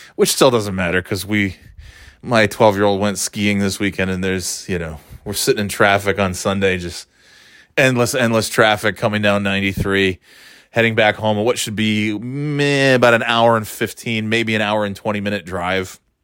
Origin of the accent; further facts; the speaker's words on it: New York, United States; growing up in New York